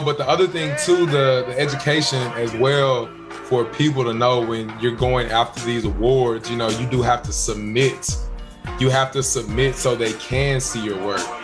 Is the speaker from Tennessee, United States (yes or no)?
yes; Memphis, Tennessee, United States; moved away as an adult; now in Los Angeles, United States; being in Memphis in my hometown